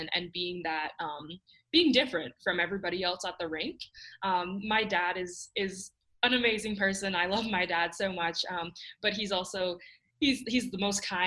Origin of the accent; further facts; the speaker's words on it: Canada; growing up in Canada